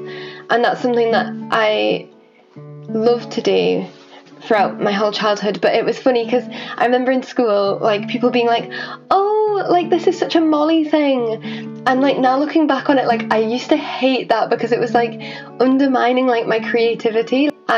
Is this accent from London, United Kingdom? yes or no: no; Orkney, Scotland, United Kingdom; also born or lived in Halifax / North Yorkshire; I was born in Halifax, and then I moved to North Yorkshire, like outside of Whitby, and lived there for a while. And then Mum and Dad one day just plunged it on me and my sister that we were moving to Orkney